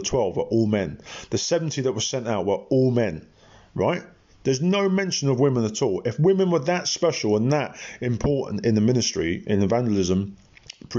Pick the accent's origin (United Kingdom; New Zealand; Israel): United Kingdom; England; I'm an Englishman